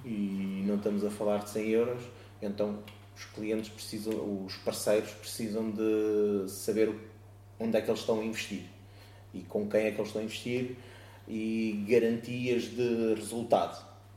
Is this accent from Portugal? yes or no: yes; Oeiras, Lisbon, Portugal; now in Moita, Portugal; na zona de, de Oeiras, de onde eu sou natural, neste momento vivo, invisto, trabalho na, na moita